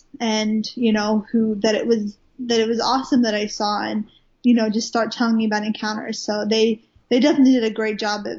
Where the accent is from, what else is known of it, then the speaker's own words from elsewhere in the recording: Wales, United Kingdom; moved away as an adult; now in Redding, United States; I live in Redding, California. I'm originally from Wales in the UK. Even though I don't sound like it, I sound extremely Americanized now. But I promise you, I am Welsh. I was born in Wales. Lived there for the first 19 years of my life